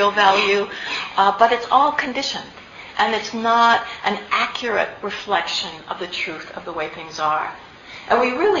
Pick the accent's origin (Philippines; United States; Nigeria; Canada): Canada; I'm actually Canadian